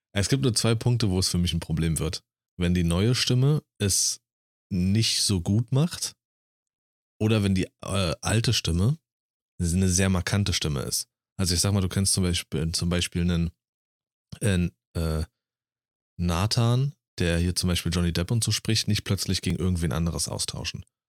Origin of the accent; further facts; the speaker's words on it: Germany; ich als Deutscher